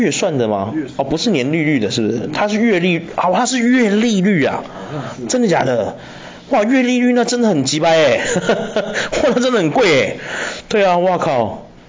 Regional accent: Taiwan; 我们台湾人

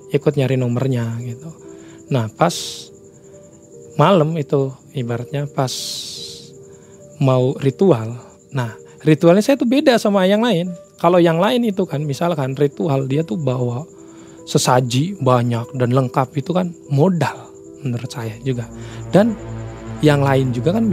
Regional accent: Jatitujuh, West Java, Indonesia; Daerah saya sendiri sih, daerah saya sendiri di Jati Tujuh gitu kan.

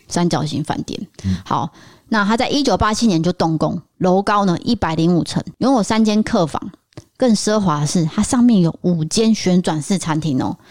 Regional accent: Taiwan; 我们台湾人

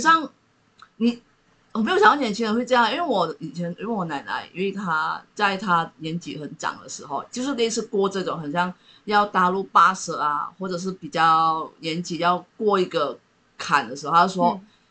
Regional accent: East Malaysia, Malaysia; 我们东马那边，因为我是广东的，就客家人

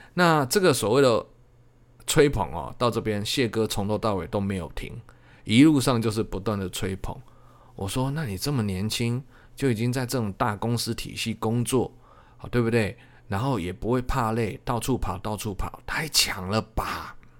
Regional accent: Changhua County, Taiwan; 我是彰化人

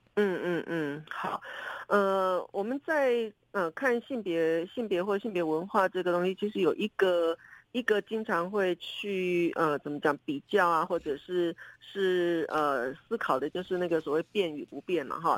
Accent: southern Taiwan, Taiwan; moved away; 像我们住在南部的人，很可能都是因为求学，因为就业，早早都离开家

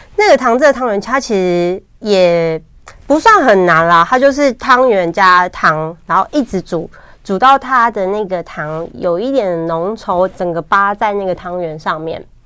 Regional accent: Hsinchu, Taiwan; moved away as an adult; also born or lived in Taipei; 因为我是新竹人，然后嗯。从小到大，在新竹生活的时候

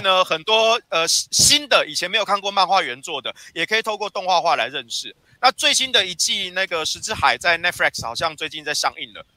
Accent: Taiwan; 我们台湾人

